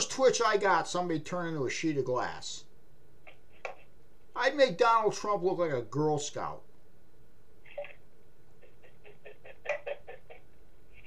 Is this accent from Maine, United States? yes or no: yes; Maine, United States; I'm a hillbilly from Maine.